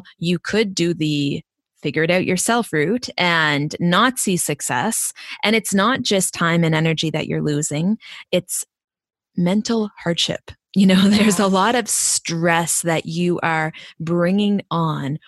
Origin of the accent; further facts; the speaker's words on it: East Coast, United States; accent: East Coast; my East Coast accent